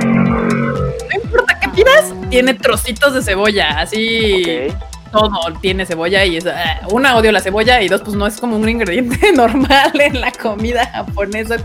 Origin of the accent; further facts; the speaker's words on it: Mexico; yo soy mexicano